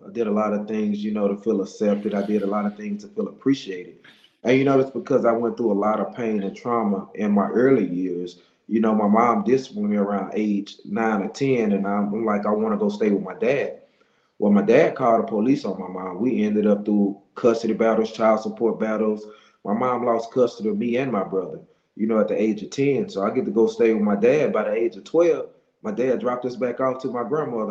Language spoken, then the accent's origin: English; Monroe, Louisiana, United States; I'm from Monroe, Louisiana.